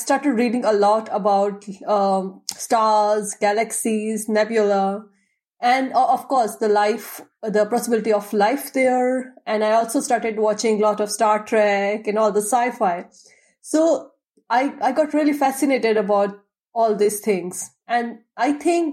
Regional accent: India; moved away as an adult; now in Leuven, Belgium; I'm from India.

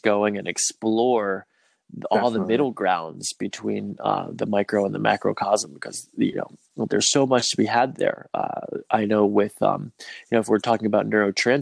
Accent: United States; as a white person, then having growing up in America

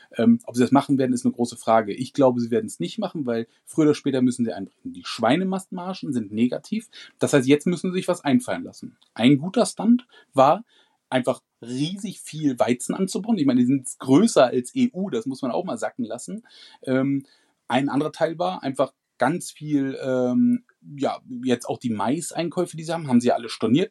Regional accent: Germany; bei uns in Deutschland

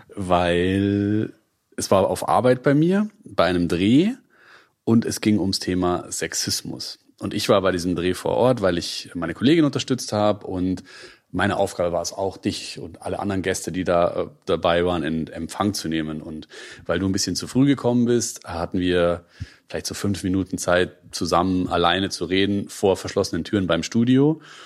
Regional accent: Munich area, Bavaria, Germany; now in Berlin, Germany; bin selber im Münchner Umland aufgewachsen

